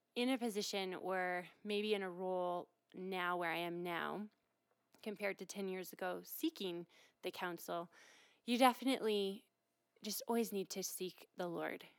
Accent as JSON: {"language": "English", "region": "Midwest", "country": "United States", "tie": "born or raised there", "moved": "as an adult", "lives_now": "Colorado, United States", "said": "I was born and raised in the Midwest, and I moved out here to explore Colorado"}